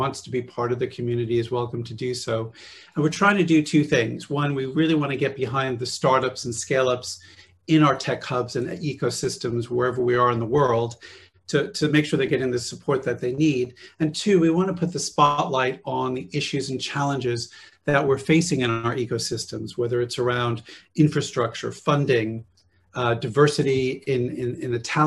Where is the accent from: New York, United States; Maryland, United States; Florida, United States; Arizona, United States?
Arizona, United States; Phoenix; moved away as an adult; now in London, United Kingdom; I was born in the US. I grew up in Phoenix, Arizona